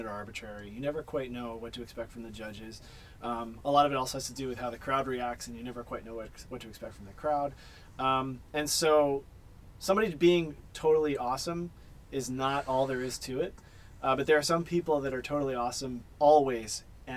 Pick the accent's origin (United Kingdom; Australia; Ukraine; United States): United States; Philadelphia, Pennsylvania; moved away; I'm originally from Philly